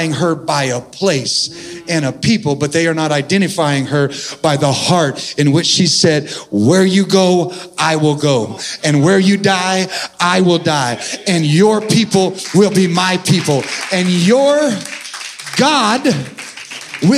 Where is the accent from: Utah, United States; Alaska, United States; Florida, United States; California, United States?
California, United States; Central Valley; also born or lived in San Diego; now in Texas, United States; I'm originally from California in the Central Valley.